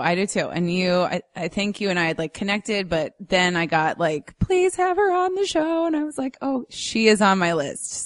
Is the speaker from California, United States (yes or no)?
no; Minnesota, United States; a native Minnesotan